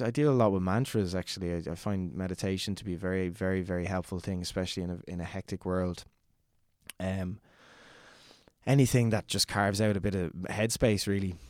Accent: Dublin, Leinster, Ireland; I'm from Fairhouse, Chacoacha, which is, um, kind of on the outskirts of, of Southwest Dublin

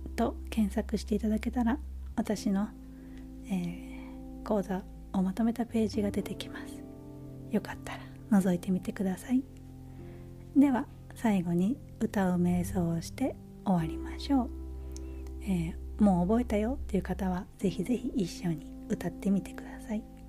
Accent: Japan; moved away as an adult; now in United States; このアメリカっていうえ生まれ育った母国ではないところで、えー、日本に比べたら

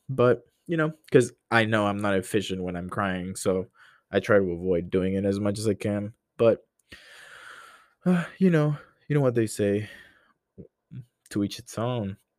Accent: Honduras; moved away as an adult; now in United States; I'm not American

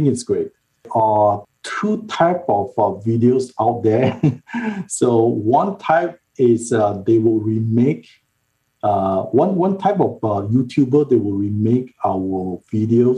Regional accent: Malaysia; moved away; I grew up in Malaysia

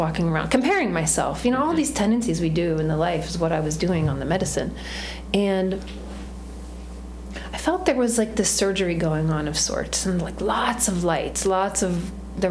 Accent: United States; also born or lived in New York City / Washington DC; I'm not Indian. I was born in America. I'm a Western woman

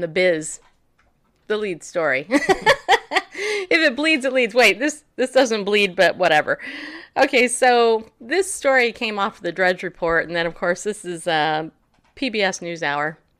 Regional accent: Northeast, United States; I'm from the Southeast. No, Northeast.

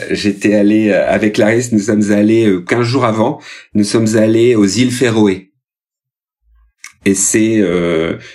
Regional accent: Occitania, France; je vais mettre à l'honneur ma région natale, à savoir l'Aveyron.

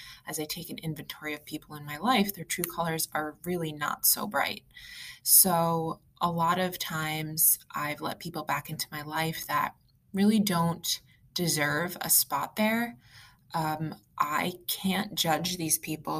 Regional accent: East Coast, United States; also born or lived in Long Island, New York; I'm from the East Coast and I live in New York

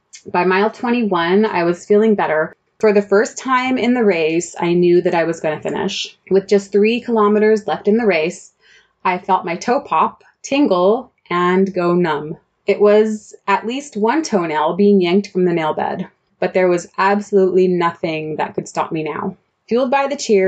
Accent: Southern California, United States; moved away as an adult; also born or lived in Central Germany; now in Germany; I'm originally from Southern California

